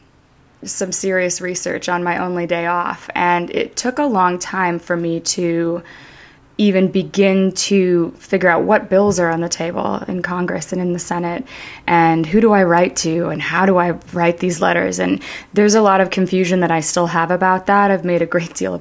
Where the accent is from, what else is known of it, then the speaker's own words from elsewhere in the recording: Canada; I was raised in Canada